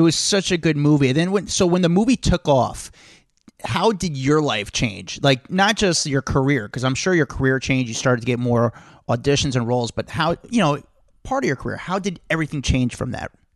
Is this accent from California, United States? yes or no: no; New Jersey, United States; I'm from Jersey